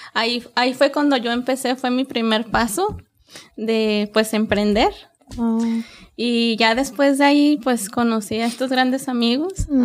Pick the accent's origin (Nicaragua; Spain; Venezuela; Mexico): Mexico; Guadalajara, Jalisco; moved away as an adult; also born or lived in California, United States; now in Oklahoma City, United States; me crié como a los tres años en Guadalajara. De hecho, yo vengo de Guadalajara